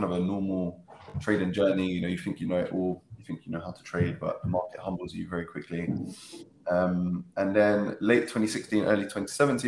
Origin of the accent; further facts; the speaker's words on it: London, United Kingdom; I grew up in Catford, in Southeast London, lived a pretty normal childhood